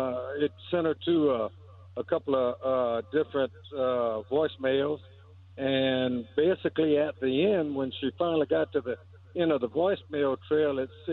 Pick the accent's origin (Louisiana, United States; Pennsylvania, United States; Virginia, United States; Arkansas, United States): Louisiana, United States; White Castle; I'm from White Castle, Louisiana.